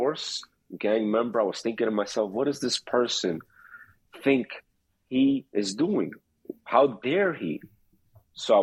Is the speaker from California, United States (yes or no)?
no; New York City, New York, United States; I was brought up in Queens, New York City, to be exact